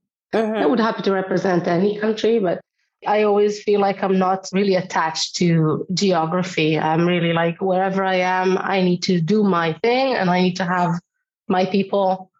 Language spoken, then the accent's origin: English; Israel; moved away; also born or lived in Europe; because I come from Israel. So I'm more of a Mediterranean when it comes to temper and personality, I suppose. But also when I moved to Europe